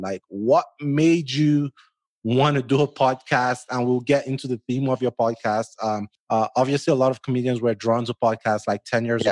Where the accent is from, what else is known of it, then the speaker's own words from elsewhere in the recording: Nigeria; accent: Nigerian; moved away; growing up in Nigeria